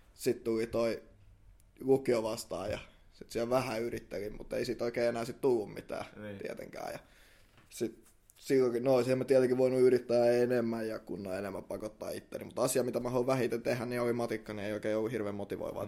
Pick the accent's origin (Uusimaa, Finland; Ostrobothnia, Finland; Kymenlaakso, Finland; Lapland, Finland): Uusimaa, Finland; Helsinki; me ollaan ihan stadilaisia